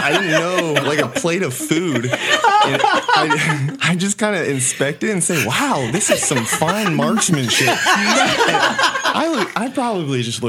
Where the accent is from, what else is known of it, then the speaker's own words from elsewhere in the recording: Northern Virginia, United States; I'm coming from Northern Virginia, right outside D.C.